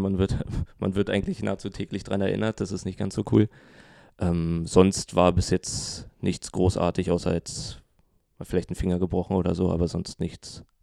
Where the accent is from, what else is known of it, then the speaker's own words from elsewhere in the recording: Berlin, Germany; Ähm, ich, ich komme nicht aus dem Osten, da ist das ein bisschen doller vertreten.